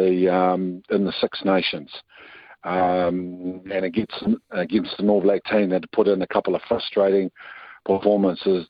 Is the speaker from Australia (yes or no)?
no; Wellington, New Zealand; I'm born and bred in Wellington